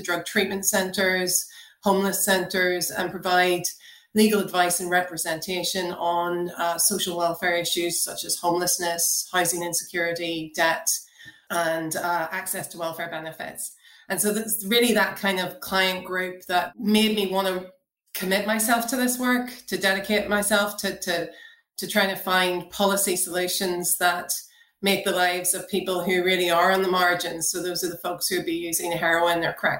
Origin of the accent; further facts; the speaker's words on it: Northern Ireland, United Kingdom; growing up in Northern Ireland in the 1990s, I was very much part of the rave culture back then.